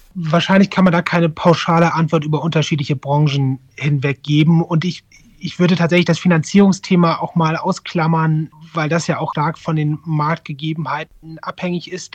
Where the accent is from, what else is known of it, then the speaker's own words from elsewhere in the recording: Northern Germany, Germany; moved away as an adult; also born or lived in Mainz / Frankfurt; now in Düsseldorf, Germany; ich bin eigentlich Norddeutscher